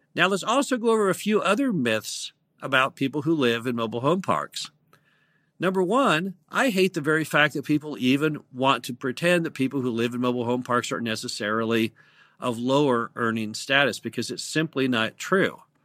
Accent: United States; I'm an American

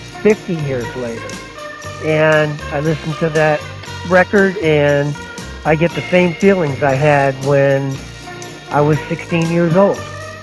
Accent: Boston, Massachusetts, United States; now in Pinehurst, United States; I'm calling from Pinehurst, North Carolina, originally from Boston, Massachusetts.

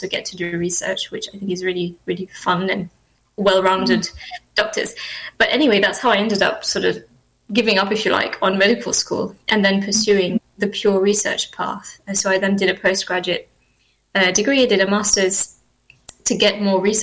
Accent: Mauritius; moved away as an adult; now in United Kingdom; I grew up there. So I spent the first couple of years of life here in the UK and did sort of most of my schooling there in Mauritius, and then moved back to the UK for university education

